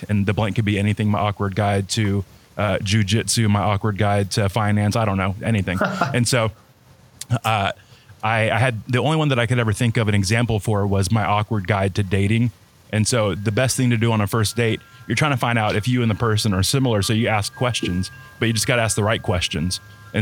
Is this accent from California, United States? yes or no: no; Florida, United States; also born or lived in Texas; I was born in Texas, but raised in Florida my whole life.